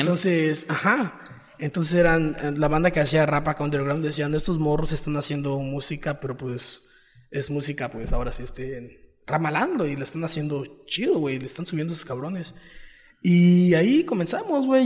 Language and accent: Spanish; Playa del Carmen, Quintana Roo, Mexico; soy quintanarroense, nací en Playa de Carmen